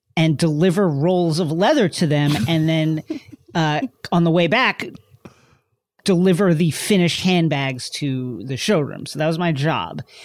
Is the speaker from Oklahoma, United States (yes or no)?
no; Queens and Long Island, New York, United States; I'm from, I'm from Queens and Long Island